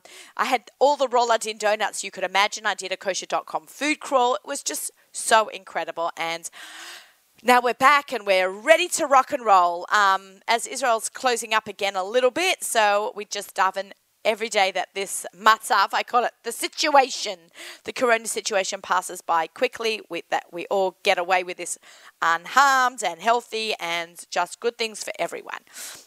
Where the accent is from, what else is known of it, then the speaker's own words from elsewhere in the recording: Sydney, New South Wales, Australia; accent: Australian; now in United States; Sydney, my hometown